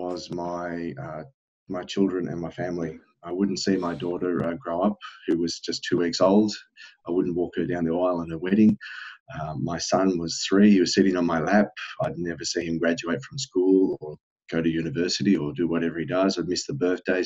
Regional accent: Australia; moved away as an adult; now in South Korea; I'm from Australia originally, and I'm currently residing in South Korea. And I've been here for at least 10 years now.

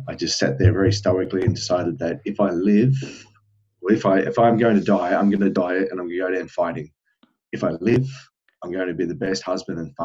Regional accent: Australia; moved away as an adult; now in South Korea; I'm from Australia originally, and I'm currently residing in South Korea. And I've been here for at least 10 years now.

